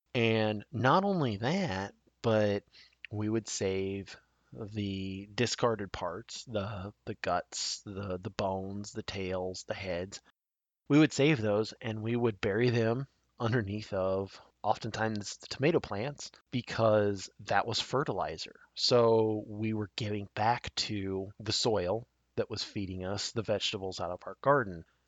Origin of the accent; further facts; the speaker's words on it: Nebraska, United States; my home state of Nebraska